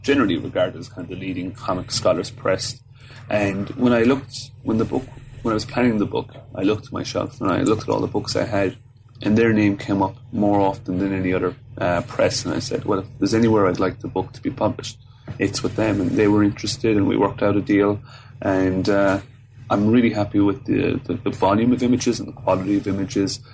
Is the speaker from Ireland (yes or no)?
yes; Fermoy, Munster, Ireland; moved away as an adult; also born or lived in Cork / Galway; now in Melbourne, Australia; I'm from Cork in the south of Ireland, so a small town called Fermoy